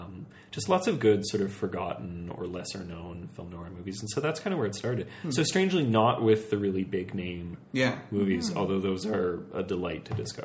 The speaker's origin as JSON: {"language": "English", "town": "Vancouver", "region": "British Columbia", "country": "Canada", "moved": "yes", "said": "I'm from Vancouver, so I used to go to the Cinematheque a lot once I was legally of age to do so."}